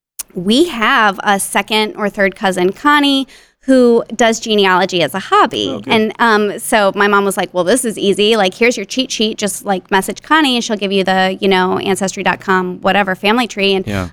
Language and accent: English; Houston, Texas, United States; I went to college in my hometown, and I'm very family-oriented.